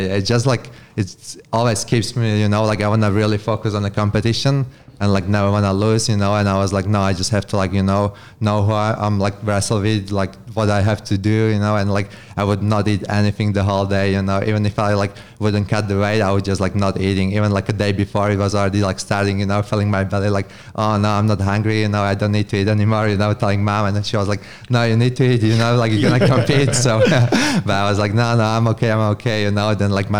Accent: Slovakia; English is a second language; Right. I'm from Slovakia. So it's a small country in Europe. Eastern Europe kind of thing.

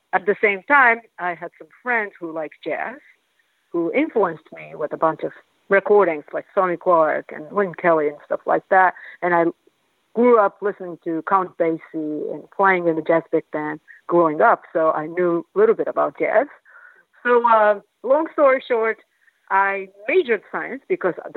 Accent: Kobe, Hyogo, Japan; English is a second language; moved away as an adult; also born or lived in Kyoto; now in New York, United States; I grew up in Kobe

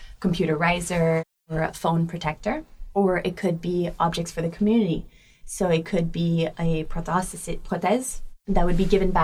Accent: Montreal, Quebec, Canada; moved away as an adult; now in Paris, France; I'm born and raised in Montreal

